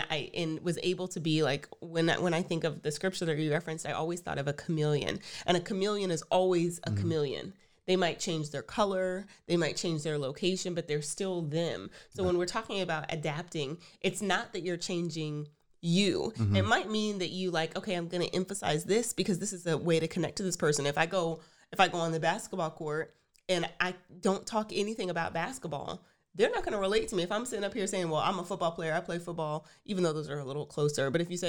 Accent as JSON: {"language": "English", "region": "Texas", "country": "United States", "said": "I'm from Texas. I really like Tex-Mex."}